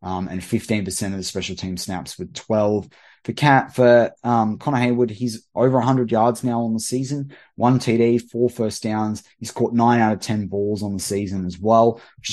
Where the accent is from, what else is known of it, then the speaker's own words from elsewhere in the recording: Australia; as an Aussie